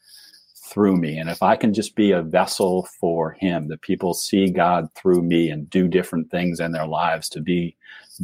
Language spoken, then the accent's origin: English; Cleveland, Ohio, United States; now in Virginia, United States; I was born and raised in Cleveland